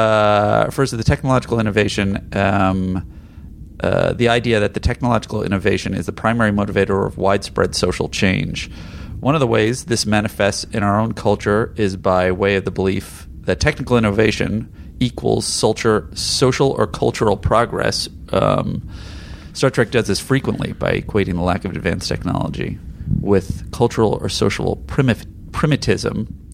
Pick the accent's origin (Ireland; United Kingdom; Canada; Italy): Ireland; Well, being an Irishman... I haven't watched that one in a long time. I remember when it was shown on Ireland's TV station, RTE.